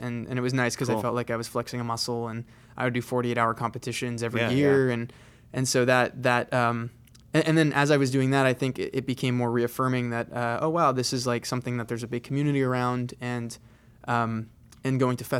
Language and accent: English; San Diego, California, United States; So I moved to Los Angeles. I grew up in San Diego, so it's not too far from home.